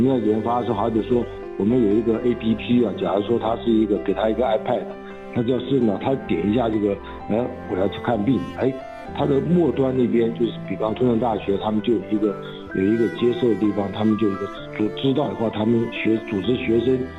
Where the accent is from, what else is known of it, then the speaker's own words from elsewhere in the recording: Taiwan; 我从小在眷村玩的时候，就是小孩的，我就是就是玩，玩伴的孩子头啊